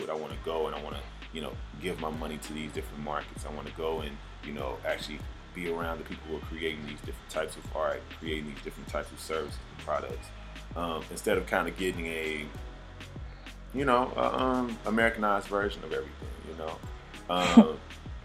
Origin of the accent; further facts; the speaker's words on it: the South, Southern United States, United States; I am a Southerner.